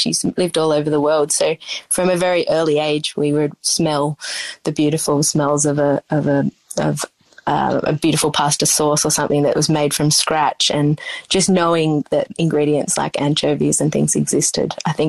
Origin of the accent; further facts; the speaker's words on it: Coleambally, New South Wales, Australia; But I grew up out in the Riverina in a small town called Collyambly on a sheep and rice farm, an irrigated area.